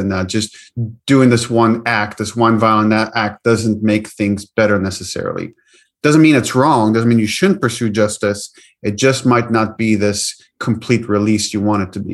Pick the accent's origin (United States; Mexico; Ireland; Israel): Israel; moved away; I grew up in the West Bank, in the Middle East, in Israel, and obviously that I grew up in a culture that very much constantly is in a conversation about the cycle of violence.